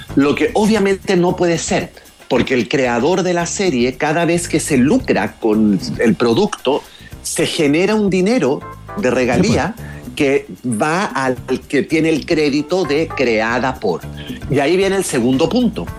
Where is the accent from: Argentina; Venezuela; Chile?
Chile; now in Florida, United States; yo crecí en Chile en los 70 y en los 80